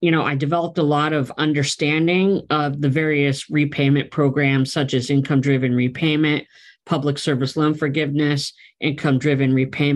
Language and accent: English; Pennsylvania, United States; moved away as an adult; also born or lived in West Coast; My wife and I relocated from the West Coast back to my home state of Pennsylvania